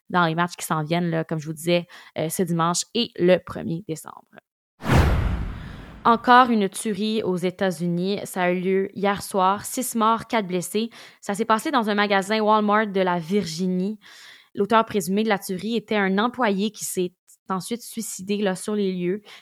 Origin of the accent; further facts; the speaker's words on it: Ukraine; les températures hivernales s'installent comme chez nous en Ukraine